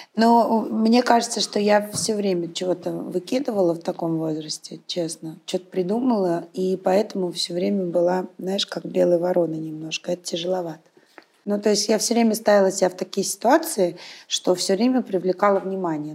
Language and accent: Russian; Saint Petersburg, Russia; я питерская